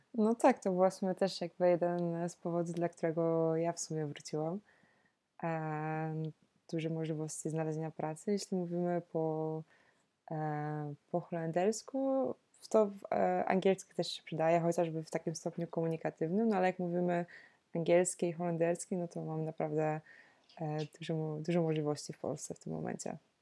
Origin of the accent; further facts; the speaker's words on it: Poland; moved away as an adult; also born or lived in Netherlands; wróciłam do Polski